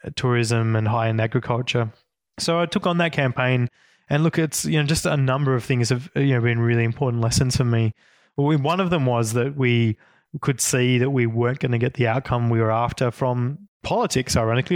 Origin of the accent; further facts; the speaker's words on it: Northwest Tasmania, Australia; I grew up in Northwest Tasmania